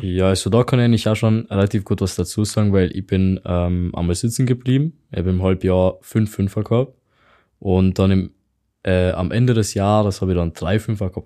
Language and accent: German; Hungary; German is a second language; moved away; ich komme halt aus Ungarn.